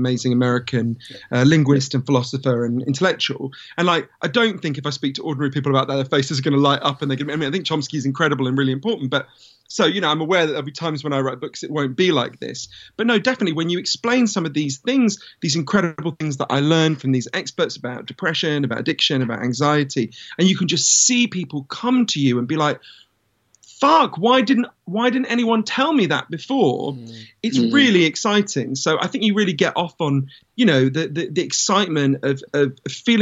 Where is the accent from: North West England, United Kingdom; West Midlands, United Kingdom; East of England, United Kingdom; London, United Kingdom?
London, United Kingdom; I grew up in London